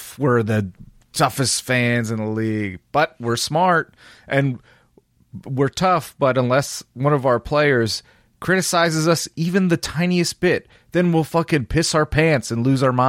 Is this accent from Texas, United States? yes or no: no; Philadelphia, Pennsylvania, United States; I'm going to boo it because I'm from Philadelphia and I'm a tough guy fan.